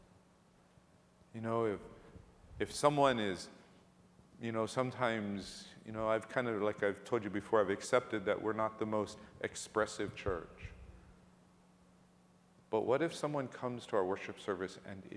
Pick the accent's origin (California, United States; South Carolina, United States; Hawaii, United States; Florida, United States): Hawaii, United States; Ewa Beach; moved away; growing up in Hawaii, and especially growing up in Ewa Beach, not new Ewa Beach, but real Ewa Beach